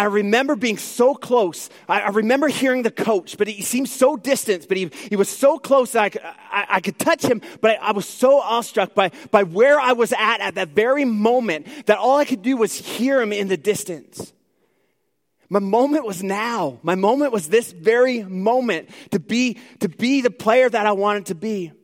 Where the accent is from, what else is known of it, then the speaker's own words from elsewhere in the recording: Newfoundland and Labrador, Canada; now in Edmonton, Canada; I am originally from Newfoundland, so if there's like a few words you need to like sort of wonder what I'm saying, well, it's my accent probably coming out a little bit.